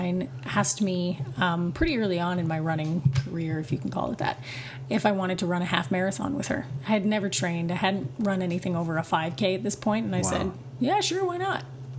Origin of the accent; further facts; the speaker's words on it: Vancouver, British Columbia, Canada; also born or lived in Ontario; now in Montreal, Canada; Yeah, I'm from Vancouver, yeah.